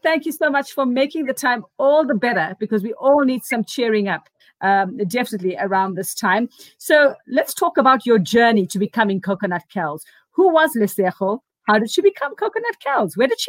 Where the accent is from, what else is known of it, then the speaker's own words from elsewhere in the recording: South Africa; I am South African